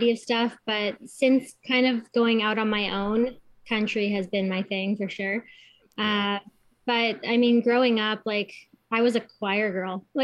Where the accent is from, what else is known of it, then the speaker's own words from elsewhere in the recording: Kitchener, Ontario, Canada; now in New Hamburg, Canada; yeah so I'm living in New Hamburg, but I'm from Kitchener.